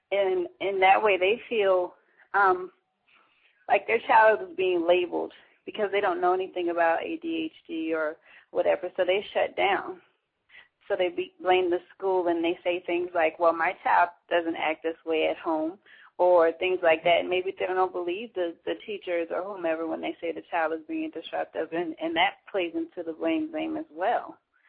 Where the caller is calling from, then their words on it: Charleston, South Carolina, United States; I'm calling from Charleston, South Carolina.